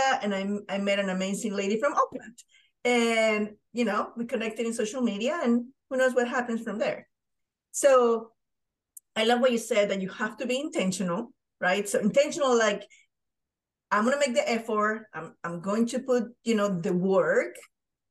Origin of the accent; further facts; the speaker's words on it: Panama; moved away as an adult; I'm from Panama